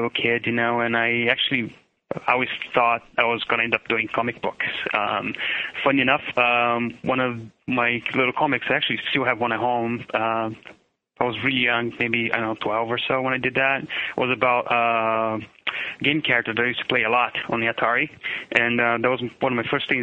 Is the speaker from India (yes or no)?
no; São Paulo, Brazil; English is a second language; moved away as an adult; now in United States; I'm originally from Sao Paulo, Brazil. You know, I born in 72 and I lived in Brazil until 97 when then I moved to the United States